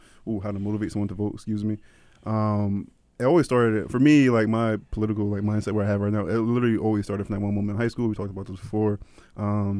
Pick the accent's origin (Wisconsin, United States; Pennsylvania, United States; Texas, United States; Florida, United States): Pennsylvania, United States; Philadelphia; growing up in Philadelphia when I was Jamaican